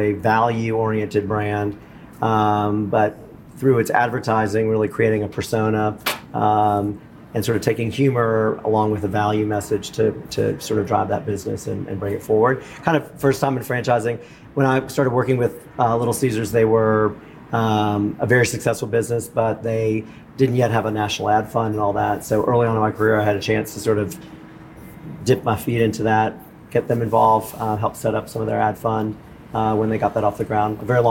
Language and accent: English; New Orleans, Louisiana, United States; I'm a native of New Orleans, born and raised in New Orleans